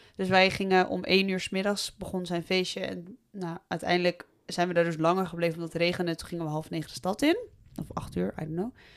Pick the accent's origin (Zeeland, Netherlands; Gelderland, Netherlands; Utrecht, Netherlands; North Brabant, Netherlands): Gelderland, Netherlands; Voorthuizen; moved away as an adult; now in Nijmegen, Netherlands; ik kom uit uh, Voorthuizen, wat veel verder ligt van Nijmegen